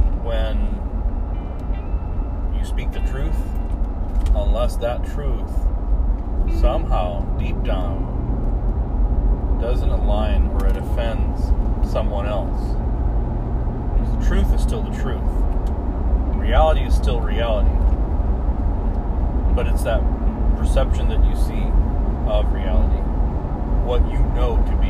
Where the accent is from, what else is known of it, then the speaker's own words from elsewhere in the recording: United States; now in Spokane, United States; we're partially American citizens because we were born here